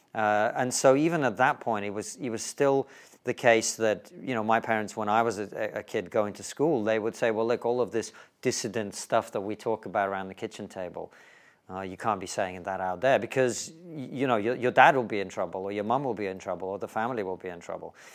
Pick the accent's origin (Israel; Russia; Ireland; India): Russia; now in United Kingdom; if you grew up in the Soviet Union, uh, towards the end of it, as I did